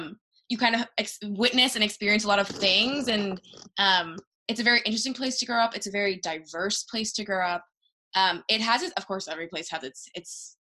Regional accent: Miami, Florida, United States; So growing up here is a very distinct experience.

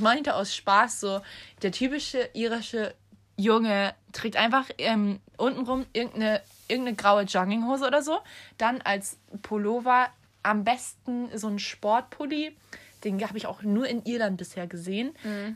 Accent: Germany; now in Ireland; bei uns in Deutschland

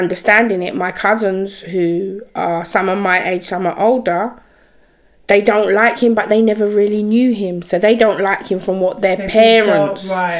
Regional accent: England, United Kingdom; I explained to them that I'm here, I'm from England.

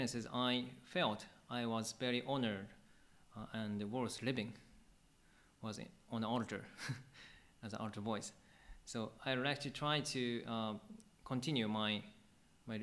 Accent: Akabane, Tokyo, Japan; I grew up in Akabane Church

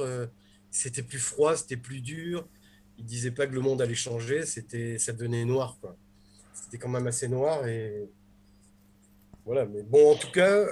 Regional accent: Nice, Provence-Alpes-Côte d'Azur, France; quand j'étais petit, que j'allais à la librairie Le Temps des Cerises à Nice

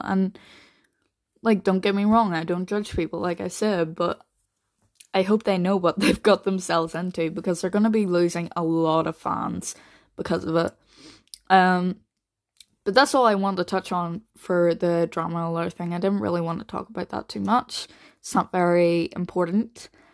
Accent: Northern Ireland, United Kingdom; I'm only from Northern Ireland

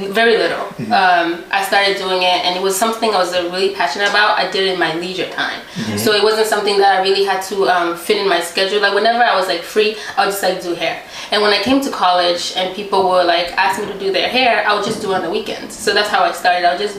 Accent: United States; English is a second language; also born or lived in Tanzania; I was born in a refugee camp. So we lived there for like 9 years, and finally we were able to come to America through like immigration, and I came when I was like 9 years old

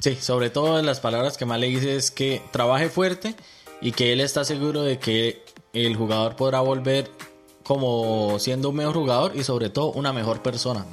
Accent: Colombia; now in Australia; a los que venimos de Colombia

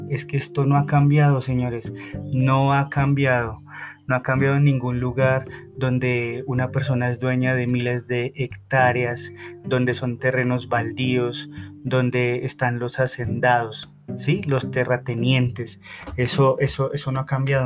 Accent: Colombia; mi país

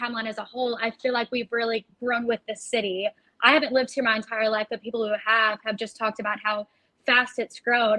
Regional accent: Kentucky, United States; now in Fort Lauderdale, United States; I'm personally from Kentucky

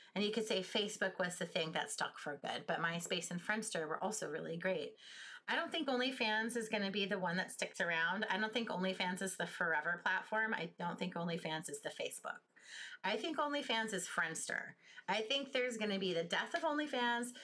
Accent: United States; I'm from the United States.

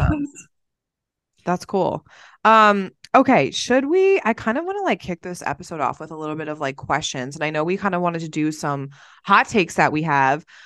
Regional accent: New Jersey, United States; moved away; I'm from New Jersey and I'm Italian

